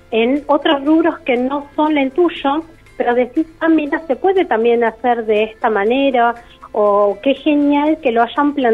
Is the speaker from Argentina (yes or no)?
yes; San Carlos de Bariloche, Río Negro, Argentina; born there; Ambos somos nacidos en Bariloche, con mucho amor y, un gusto muy grande y dedicado hacia el chocolate. Empezamos a buscar un poco de, nuestra tierra.